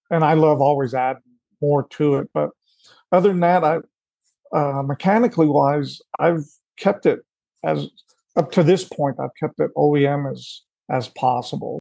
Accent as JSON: {"language": "English", "region": "Colorado", "country": "United States", "tie": "born or raised there", "said": "growing up in Colorado"}